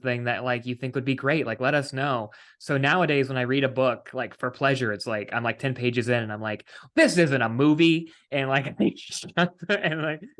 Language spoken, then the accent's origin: English; West Virginia, United States; moved away; I am from West Virginia originally